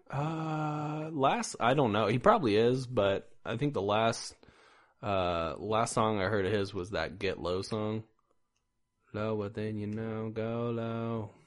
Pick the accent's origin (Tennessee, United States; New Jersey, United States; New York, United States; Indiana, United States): Indiana, United States; also born or lived in Iowa; now in Missouri, United States; I am also from Indiana